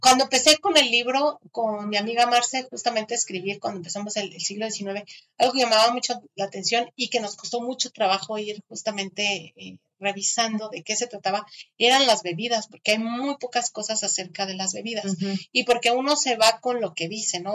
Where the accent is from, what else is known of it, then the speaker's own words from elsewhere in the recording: Mexico; nuestra tierra